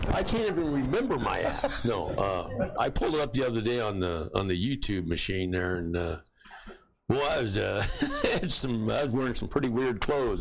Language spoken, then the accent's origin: English; San Diego, California, United States; I went down back home to San Diego and worked construction and stuff